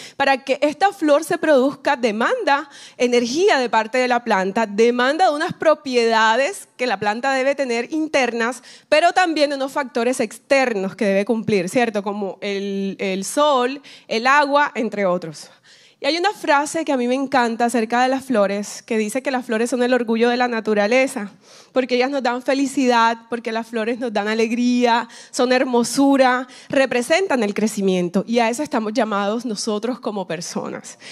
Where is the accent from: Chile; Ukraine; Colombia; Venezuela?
Colombia; now in Miami, United States; vivo aquí en Miami, pero soy colombiana